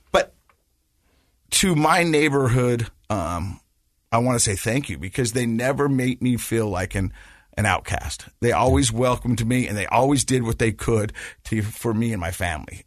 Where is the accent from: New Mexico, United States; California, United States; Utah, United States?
Utah, United States; Ogden; I grew up in Ogden, um, and, uh, my parents got divorced, and we lived with my mom